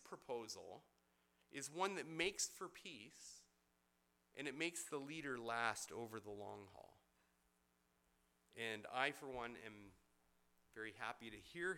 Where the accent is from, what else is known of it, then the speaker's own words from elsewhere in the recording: Benbrook, Texas, United States; my first significant job was an apprentice to an old plumber in my hometown of Benbrook